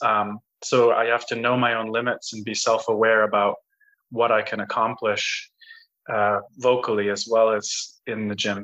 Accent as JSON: {"language": "English", "region": "Colorado", "country": "United States", "tie": "born or raised there", "said": "I grew up in Colorado"}